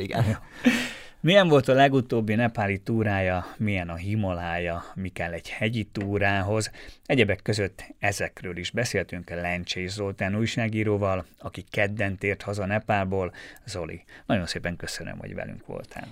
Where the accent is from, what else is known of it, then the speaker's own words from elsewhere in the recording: Štúrovo, Nitra Region, Slovakia; én Párkányban nőttem fel, és ugye minden nap arra ébredtem, hogy a bazilikát, az esztergom női bazilikát láttam